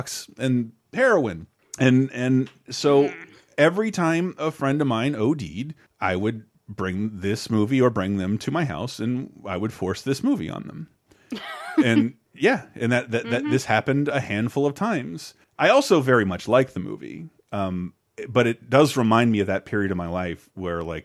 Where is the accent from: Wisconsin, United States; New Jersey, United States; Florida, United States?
Florida, United States; Tallahassee; growing up in Tallahassee, Florida